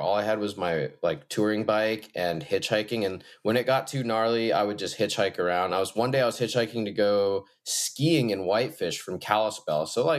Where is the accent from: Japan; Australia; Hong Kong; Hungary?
Hong Kong; also born or lived in Shanghai / Beijing; now in White Salmon, United States; And I grew up in Asia. My parents are from, my mom's from Denver and my dad's from Tokyo, and I spent most of my childhood in Hong Kong, Shanghai, Beijing, just massive Asian cities.